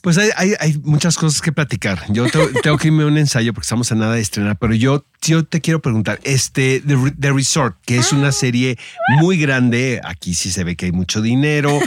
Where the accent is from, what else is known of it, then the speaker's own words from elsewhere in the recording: northern Mexico, Mexico; now in Mexico City, Mexico; Yo la verdad que soy súper norteño